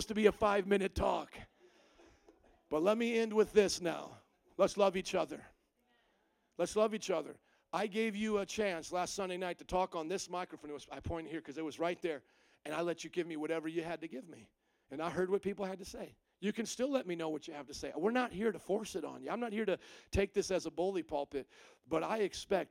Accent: Indiana, United States; moved away as an adult; also born or lived in New Orleans; now in Chicago, United States; I'm not from here. I'm from Indiana. I spent 18 years in Indiana, 7 years in New Orleans, and now I've spent 13 years here

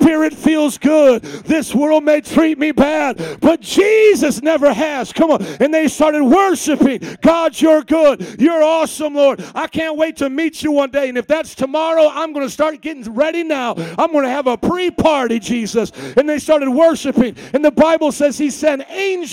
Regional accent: Indiana, United States; I come from Indiana

